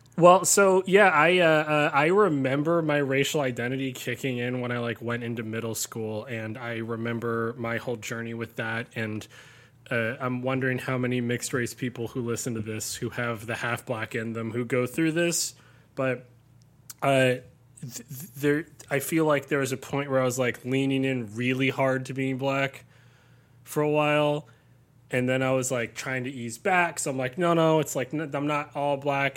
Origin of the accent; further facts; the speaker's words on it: Southern California, United States; I grew up in Southern California, had a very idyllic sort of upbringing